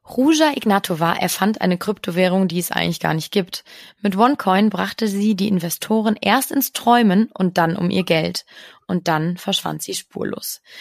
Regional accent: Cologne, North Rhine-Westphalia, Germany; ich würde jetzt als Kölnerin sagen

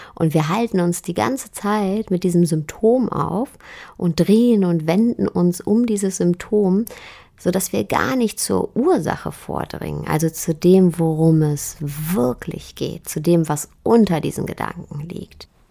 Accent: Germany; bei uns in Deutschland

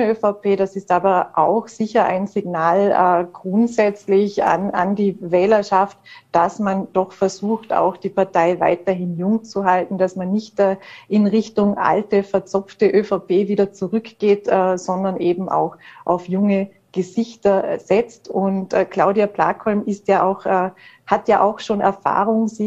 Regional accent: Vorarlberg, Austria; den wir ja immer für uns als Vorarlberger quasi verbuchten

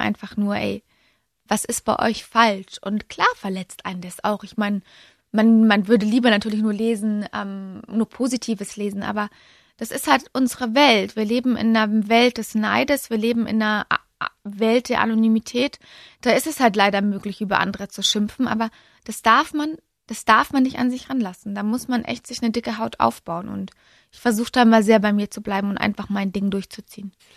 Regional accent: Munich, Bavaria, Germany; Ich bin ja gebürtige Münchnerin

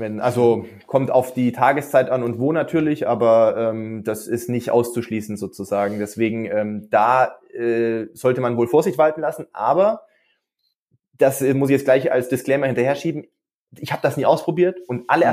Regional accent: Stuttgart area, Baden-Württemberg, Germany; moved away as an adult; now in Regensburg, Germany; gebürtig aus der Stuttgarter Gegend, aber wie gesagt, vorher äh, nach, nach dem Abitur nach Regensburg relativ früh gekommen zum Studieren 2007

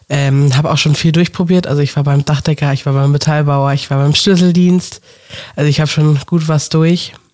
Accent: Sylt, Schleswig-Holstein, Germany; ich bin 17 Jahre alt, komme von der Insel Sylt.

